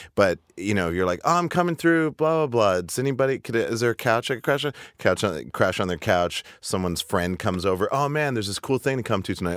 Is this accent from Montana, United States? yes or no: yes; Montana, United States; moved away as an adult; also born or lived in Seattle; I was growing up in Montana